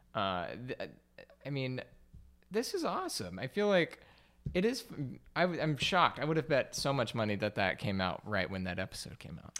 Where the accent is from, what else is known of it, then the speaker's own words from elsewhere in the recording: Alabama, United States; moved away; I'm from Alabama